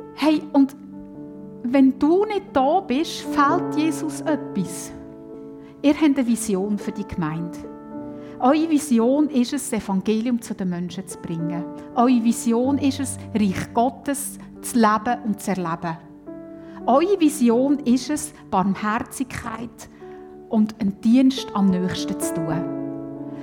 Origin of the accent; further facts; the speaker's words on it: Switzerland; bei uns in der Schweiz